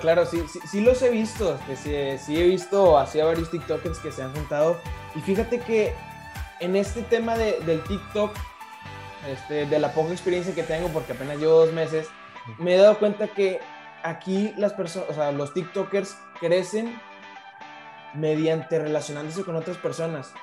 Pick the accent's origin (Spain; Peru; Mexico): Mexico; Monterrey, Nuevo León; soy de, originario de aquí de Monterrey, nací aquí en Monterrey. Este, aquí, aquí nací, aquí sigo